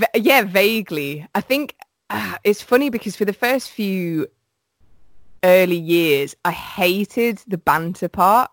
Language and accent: English; Midlands, United Kingdom; I'm from the Midlands